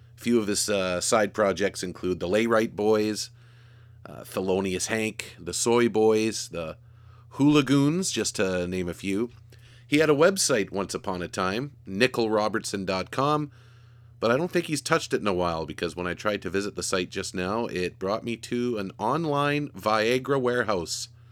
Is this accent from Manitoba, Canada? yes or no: yes; Churchill, Manitoba, Canada; I was from Churchill